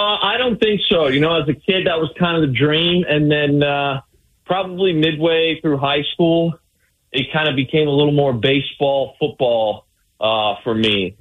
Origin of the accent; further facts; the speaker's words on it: Windsor, Ontario, Canada; moved away; I'm from the Windsor area, which is, you know, I grew up 10 minutes from the border of Detroit